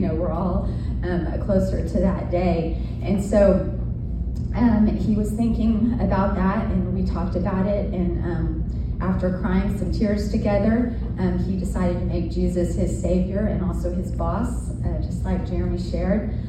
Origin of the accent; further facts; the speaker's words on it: Seminole, Oklahoma, United States; I grew up in Seminole, Oklahoma. It's a small town